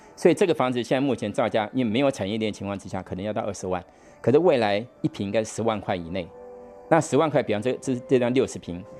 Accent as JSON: {"language": "Chinese", "country": "Taiwan", "said": "我们台湾人大概百分，百分之八十五都住在这种钢筋混凝土房子里面"}